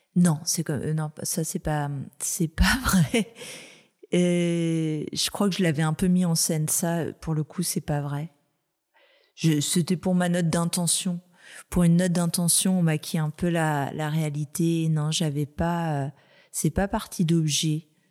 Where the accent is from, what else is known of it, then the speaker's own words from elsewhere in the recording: Brittany, France; je suis bretonne